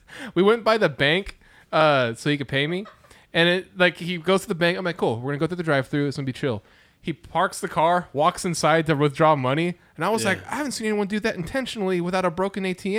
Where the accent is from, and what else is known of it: Lawton, Oklahoma, United States; born or raised there; moved away